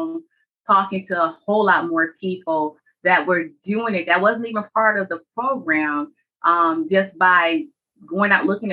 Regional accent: Michigan, United States; now in Georgia, United States; I was born and raised in Michigan, and I'm relocated to the south in Georgia for family.

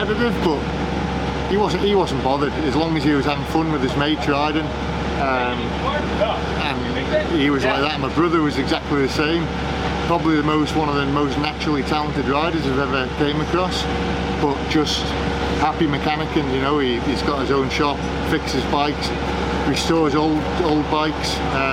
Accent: Isle of Man; I come from the Isle of Man

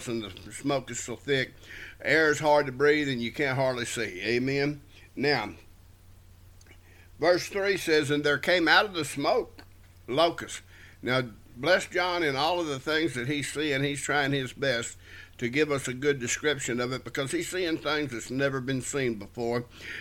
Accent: South Texas, United States; wherever we were raised in South Texas, a lot of scorpions around

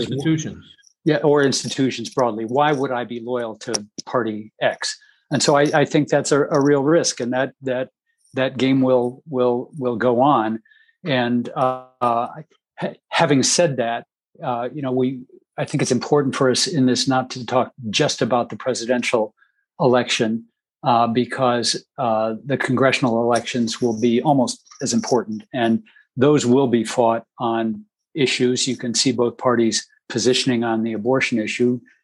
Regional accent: Dayton, Ohio, United States; my hometown of Dayton, Ohio

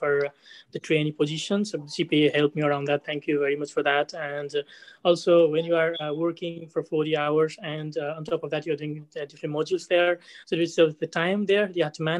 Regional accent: Nepal; moved away as an adult; now in Ireland; I'm from Nepal. I finished my high school back in Nepal and I came to National College of Ireland.

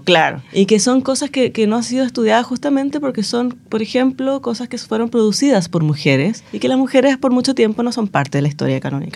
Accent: Chile; nuestra historia como chilenos

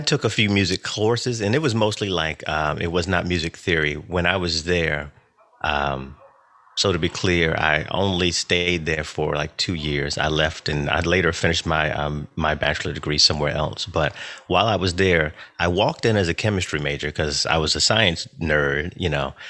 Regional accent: North Carolina, United States; now in Philadelphia, United States; I was born in North Carolina. I do currently live in Philadelphia.

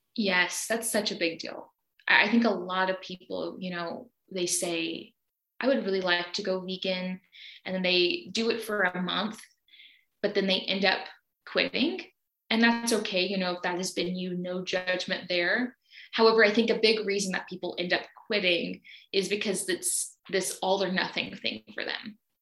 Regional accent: Alabama, United States; now in Brazil; I am from Alabama in the US

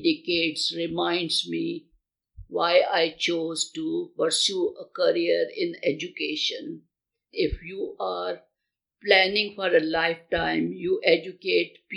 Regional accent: India; moved away; my home country of India

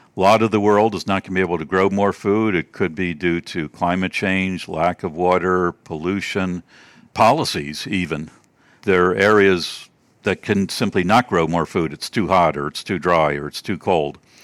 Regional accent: Baltimore, Maryland, United States; moved away as an adult; also born or lived in Georgia; I'm from Maryland, the Baltimore, D C area originally

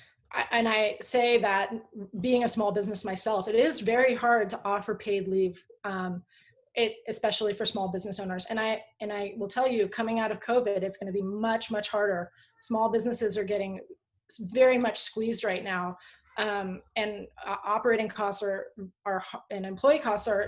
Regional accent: Palo Alto, California, United States; also born or lived in Tahoe; I grew up in Palo Alto in the 70s and 80s

